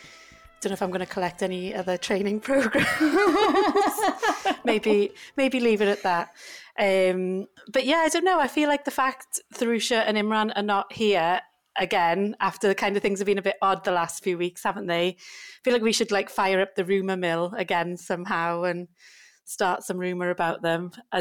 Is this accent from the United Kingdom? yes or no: yes; United Kingdom; We're so British, aren't we? Bloody complaining about the heat.